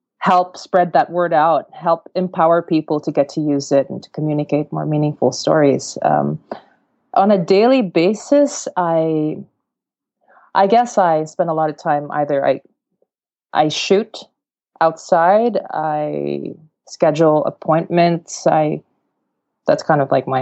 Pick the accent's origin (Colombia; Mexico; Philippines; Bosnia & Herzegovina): Philippines; Mindanao; I come from the south of the Philippines, so in this island called Mindanao. And where I'm from, I come from humble origins.